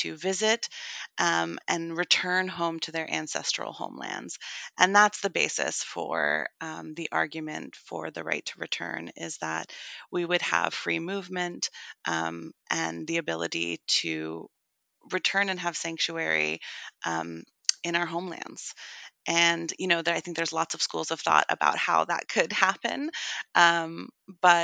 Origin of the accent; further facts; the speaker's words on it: Western Massachusetts, United States; also born or lived in Brooklyn, New York; I live now and grew up in a very progressive part of Western Massachusetts. So one of my first takeaways when we moved here from Brooklyn, New York